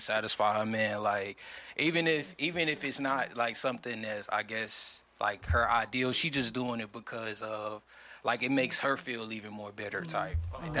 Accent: Greensboro, North Carolina, United States; I'm from Greensboro, here.

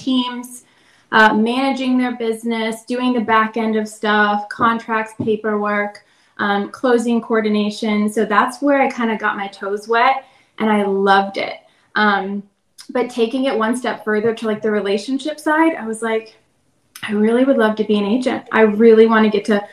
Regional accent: Lewes, Delaware, United States; moved away as an adult; also born or lived in Virginia; I'm originally from a small town in Delaware. It's called Lewis Beach. So I grew up there, and what brought me to Virginia was college

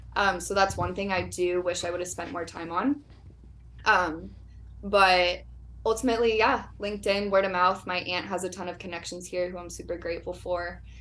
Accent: Orlando, Florida, United States; moved away as an adult; I was born and raised in Orlando

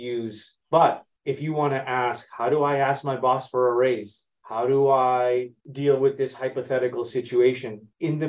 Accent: Toronto, Ontario, Canada; moved away as an adult; I'm originally from Toronto, born and raised, and have spent about 20 years outside of Canada, living in multiple countries

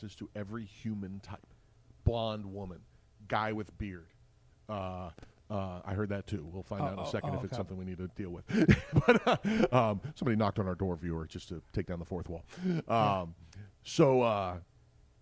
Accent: Lancaster, Pennsylvania, United States; my hometown of Lancaster

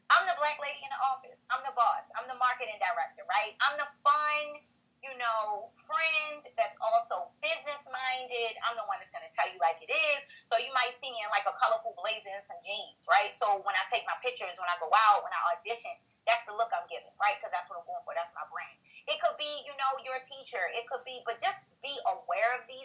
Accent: Baltimore, Maryland, United States; I'm really from Baltimore side

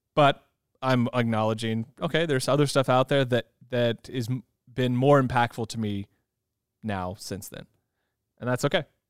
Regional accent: California, United States; I grew up in California

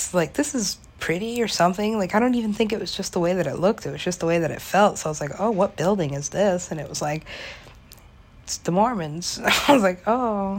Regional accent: Los Angeles, California, United States; moved away as an adult; now in New York City, United States; that's pretty much my hometown. I wasn't born there, but I was halfway raised there. I was potty trained there. Went to college there. L.A.

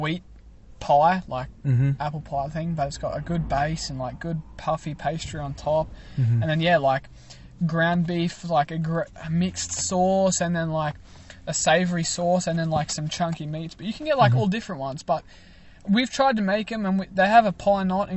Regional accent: Australia; now in United States

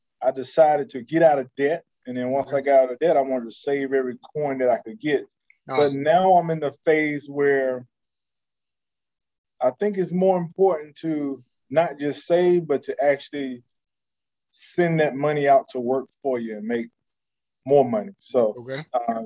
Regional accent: North Carolina, United States; moved away as an adult; now in Houston, United States; I'm from North Carolina

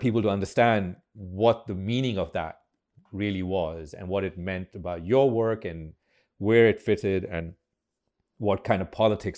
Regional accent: Pakistan; And the irony is, of course, that I'm more American than Pakistani.

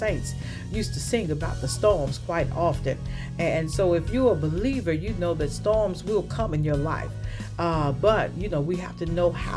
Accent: the South, United States; when I was growing up in the South

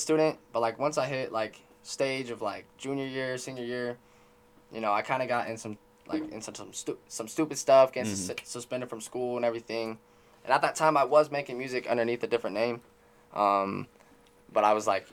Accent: West Monroe, Louisiana, United States; now in Utah, United States; I'm originally from West Monroe, Louisiana

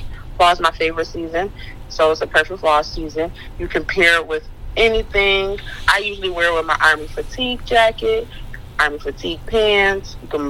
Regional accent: Buffalo, New York, United States; I'm from Buffalo.

